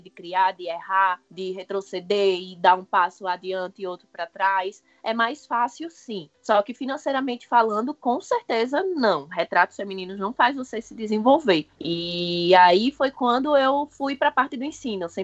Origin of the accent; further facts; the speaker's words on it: Osasco, São Paulo, Brazil; bem que eu sou de {S1} Osasco, {S0} velho.